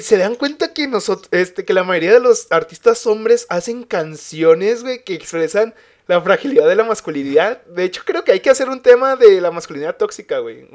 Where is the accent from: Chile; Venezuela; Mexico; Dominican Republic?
Mexico